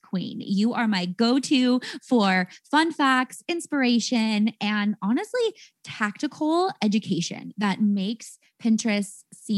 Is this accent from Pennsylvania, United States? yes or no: no; San Jose, California, United States; the Bay Area, California, my hometown of San Jose